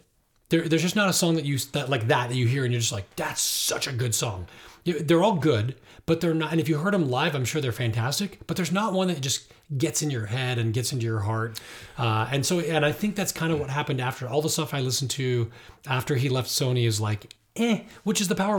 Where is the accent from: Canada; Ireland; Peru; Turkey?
Ireland; I'm Irish, and I really love traditional Irish music.